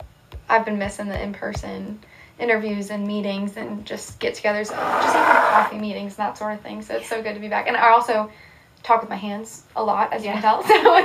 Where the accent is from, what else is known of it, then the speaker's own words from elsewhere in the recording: Columbia, Missouri, United States; Yeah, I grew up in Columbia, Missouri, like you said. It's a college town